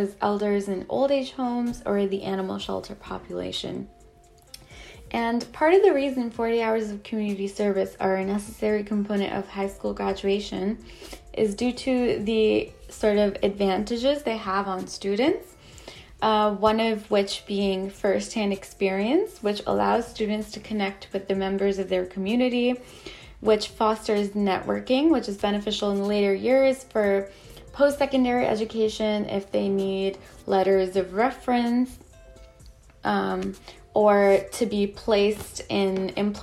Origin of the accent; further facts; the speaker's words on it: Ontario, Canada; I'm from Canada